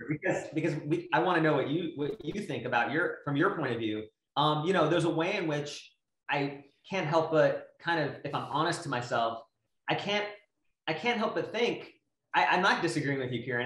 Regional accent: United States; I was born in the United States

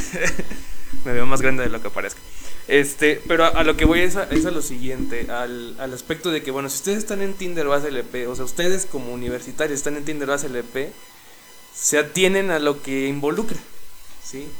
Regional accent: Mexico; todos somos, todos somos mexicanos

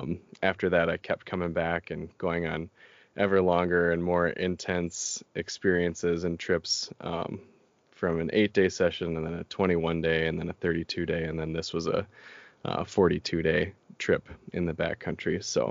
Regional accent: Minnesota, United States; I got to travel with them a lot growing up in the Boundary Waters, in state parks and what have you, in Minnesota.

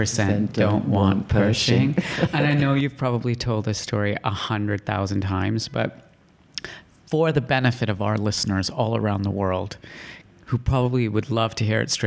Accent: Calgary, Alberta, Canada; moved away; when I was growing up in Calgary, Canada, and in 1983, I would have been 8 years old

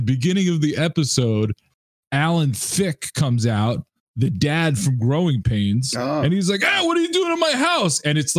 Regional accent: New York City, New York, United States; when I was a kid growing up in New York City

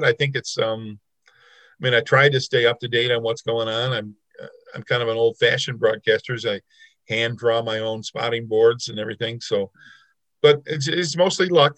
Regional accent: Lockport, New York, United States; also born or lived in Syracuse; I did a little radio work in my hometown in Lockport as a high school student

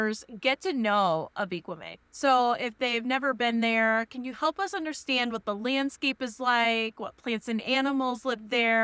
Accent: Midwest, United States; moved away; also born or lived in North Carolina; I'm originally from the Midwest, spent a lot of time before we started traveling on the East Coast in North Carolina.

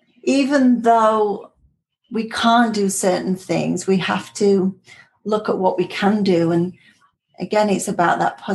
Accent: Singapore; born there; I was born in Singapore.

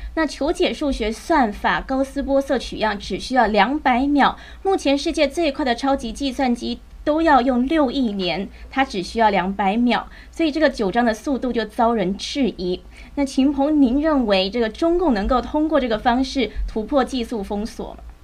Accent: Taiwan; 身为台湾人呢，我也是摇头

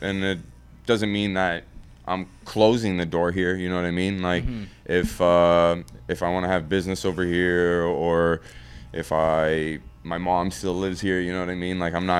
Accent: Ottawa, Ontario, Canada; Like, I grew up in the West End. Like, you have a lot of Lebanese people. You have a lot of people from Ethiopia, from, you know, all different parts of the world. And that's what makes Ottawa so beautiful.

